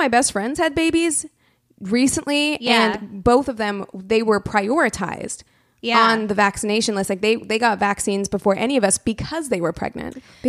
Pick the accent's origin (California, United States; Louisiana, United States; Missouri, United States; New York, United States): Missouri, United States; Springfield; in my hometown of Springfield, Missouri